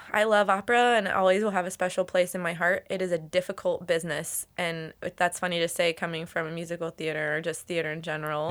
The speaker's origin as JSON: {"language": "English", "town": "Lexington", "region": "Kentucky", "country": "United States", "moved": "yes", "said": "I'm from Kentucky."}